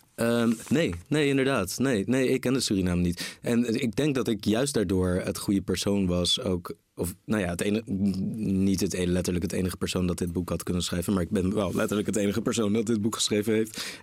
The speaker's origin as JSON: {"language": "Dutch", "town": "Rotterdam", "region": "South Holland", "country": "Netherlands", "tie": "born or raised there", "also_born_or_lived": "Groningen / Marseille", "said": "ik ben in Rotterdam geboren"}